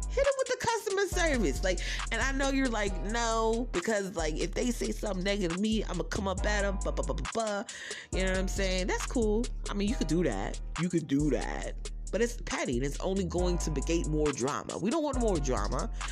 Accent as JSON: {"language": "English", "region": "New Jersey", "country": "United States", "said": "because I'm from Jersey"}